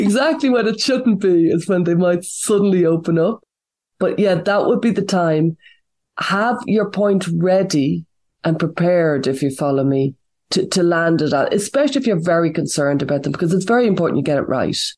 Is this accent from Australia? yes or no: no; Ireland; I'm from Ireland